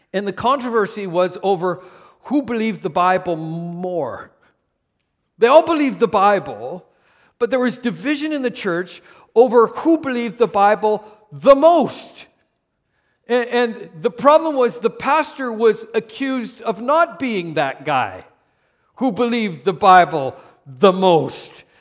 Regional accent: Canada; moved away; also born or lived in California / Moose Jaw, Saskatchewan; even though I was born in Canada, I was born and raised in a city

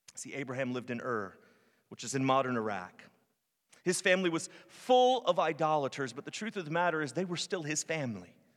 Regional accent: Virginia, United States; moved away as an adult; also born or lived in North Carolina / Arizona / California / Florida; now in Tennessee, United States; I'm from Virginia. I spent the first twenty-six years of my life in, in Virginia

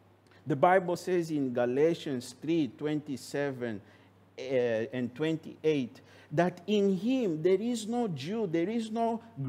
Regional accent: Angola; simply because that brother is from Angola, I am from Angola, then we can get together because we have the same culture.

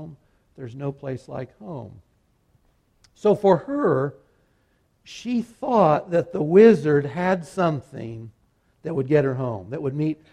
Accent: Kansas, United States; I'm from Kansas

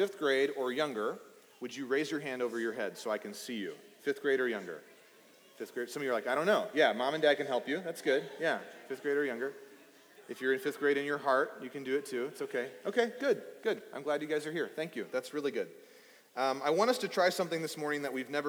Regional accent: East Texas, United States; I grew up in East Texas

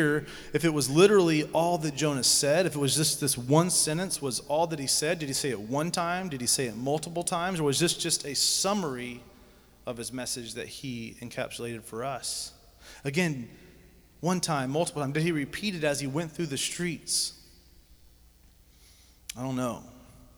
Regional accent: Georgia, United States; I grew up in Georgia, so Stone Mountain was the biggest thing I ever seen

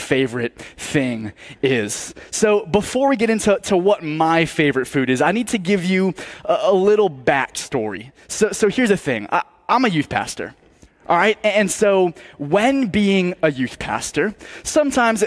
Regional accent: Massachusetts, United States; I was born in Massachusetts

